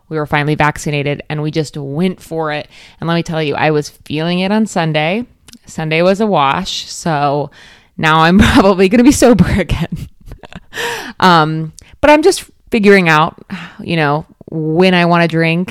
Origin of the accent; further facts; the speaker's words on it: Florida, United States; growing up in Florida